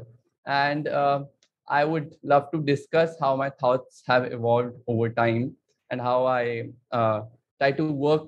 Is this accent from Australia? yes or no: no; Delhi, India; moved away as an adult; also born or lived in Pune; now in Mumbai, India; I've been born and brought up in Delhi